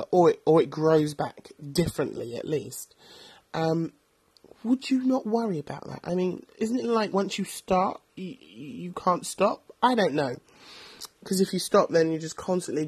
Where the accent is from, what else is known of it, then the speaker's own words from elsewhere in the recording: London, United Kingdom; because I'm from London